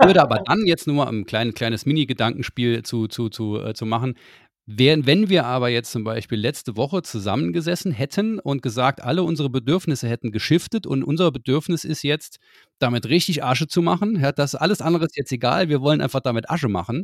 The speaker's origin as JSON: {"language": "German", "region": "Saarland", "country": "Germany", "said": "wir als Saarländer"}